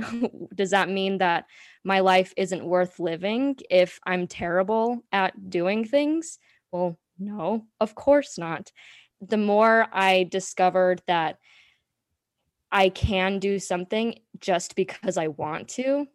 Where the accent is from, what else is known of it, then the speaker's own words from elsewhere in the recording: Salt Lake City, Utah, United States; moved away as an adult; also born or lived in Washington, D.C.; I was born and raised in Salt Lake City, Utah